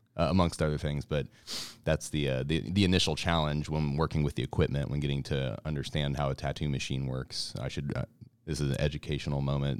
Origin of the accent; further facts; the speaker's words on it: Columbia, Missouri, United States; now in Kansas City, United States; I'm originally from Kansas City. moved to Columbia, Missouri, about nineteen eighty-nine was, like, eight, nine years old, was out there for about twenty years